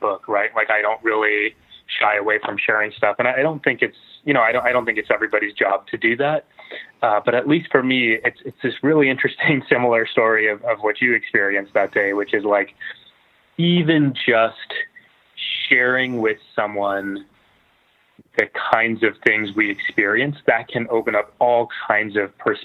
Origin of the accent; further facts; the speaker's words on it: San Antonio, Texas, United States; I grew up in San Antonio